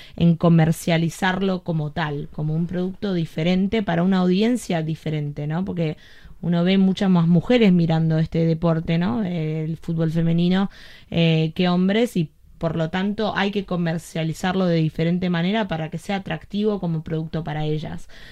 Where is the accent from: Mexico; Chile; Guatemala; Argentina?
Argentina; also born or lived in Greece; now in United States; yo soy argentina, crecí yendo a Racing